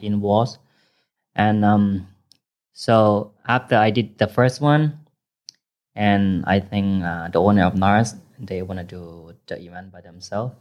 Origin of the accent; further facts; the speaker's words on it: Chiang Rai, Thailand; first language Thai; English is a second language; moved away as an adult; also born or lived in Phayao, Thailand; now in Bangkok, Thailand; I originally from Payao, but I grew up in Chiang Rai